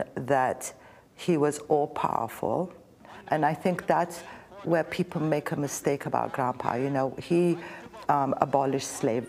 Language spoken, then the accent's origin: English; Ethiopia; now in New York, United States; My heart, I'm an Ethiopian.